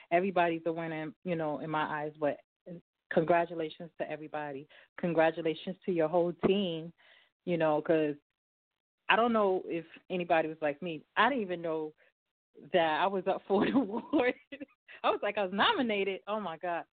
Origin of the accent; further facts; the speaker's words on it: New York, United States; I'm from New York